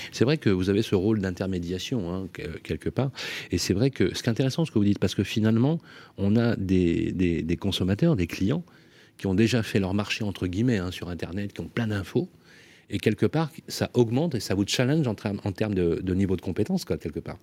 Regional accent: Lyon, Auvergne-Rhône-Alpes, France; Je suis lyonnais forcément d'origine

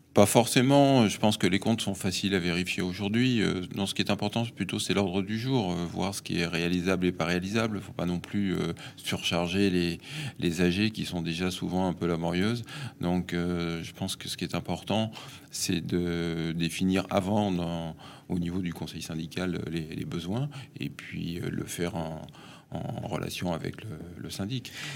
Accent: Paris, Île-de-France, France; je suis parisien, hein, fils de parisien, né à Paris, j'ai toujours vécu à Paris

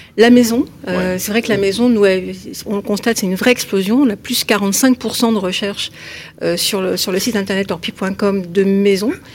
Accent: Paris, Île-de-France, France; je suis parisienne

